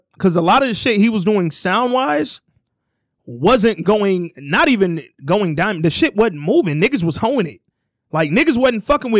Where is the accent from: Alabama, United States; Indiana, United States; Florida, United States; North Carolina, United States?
Alabama, United States; Hooper City; I'm from Hooper City, Alabama, so why you bamming?